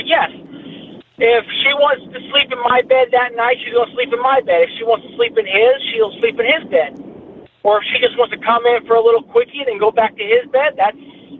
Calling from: Marietta, Georgia, United States; Hi, I'm … from Marietta.

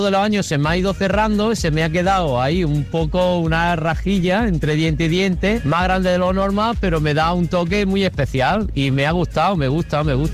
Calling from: Alicante, Valencian Community, Spain; de Rafael Alicante.

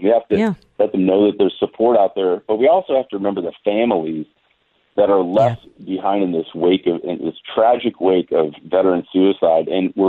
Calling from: Fairburn, Georgia, United States; I'm calling you from Georgia right now, 3 hours ahead of you guys in California.

